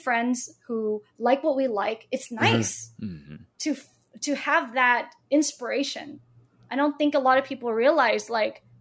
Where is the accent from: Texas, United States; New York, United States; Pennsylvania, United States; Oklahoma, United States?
Oklahoma, United States; I'm from Oklahoma